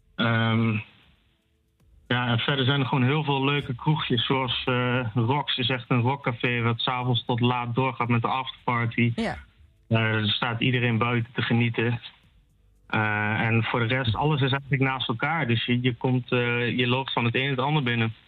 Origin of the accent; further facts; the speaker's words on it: Achterhoek, Gelderland, Netherlands; moved away as an adult; now in Enschede, Netherlands; ik kom oorspronkelijk uit de Achterhoek